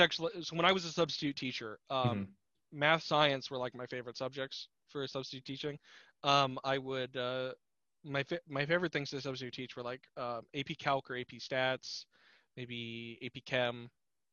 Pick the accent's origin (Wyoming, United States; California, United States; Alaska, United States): Alaska, United States; Anchorage; Anchorage has wonderful Asian supermarkets